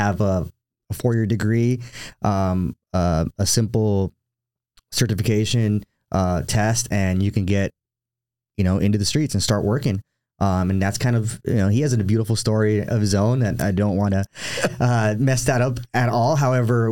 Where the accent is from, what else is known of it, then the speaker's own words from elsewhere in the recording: Los Angeles, California, United States; also born or lived in Downey, California; now in Temecula, United States; I grew up in Southern California, Los Angeles area, East Los Angeles. I grew up in East LA, Boyle Heights, throughout my entire life.